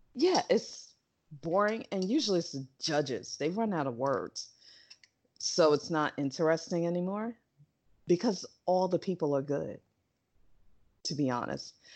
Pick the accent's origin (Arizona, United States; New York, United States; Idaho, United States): New York, United States; I'm a New Yorker